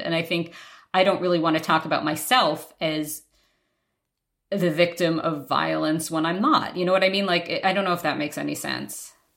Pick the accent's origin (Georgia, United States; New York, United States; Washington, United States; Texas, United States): New York, United States; moved away; was in Manhattan, in New York, my hometown